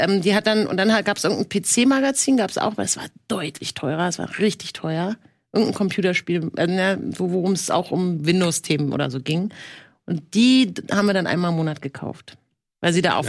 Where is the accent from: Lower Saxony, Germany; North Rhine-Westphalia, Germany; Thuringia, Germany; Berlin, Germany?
Berlin, Germany; ich bin in Friedrichshain ähm, geboren und bin ja nur über die Brücke letztendlich, wo heute je, Millionen rüberlaufen, nach Kreuzberg gelaufen mit meiner Mutter